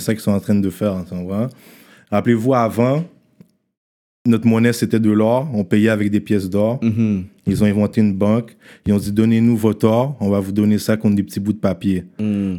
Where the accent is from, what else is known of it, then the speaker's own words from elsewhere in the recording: Haiti; On est haïtien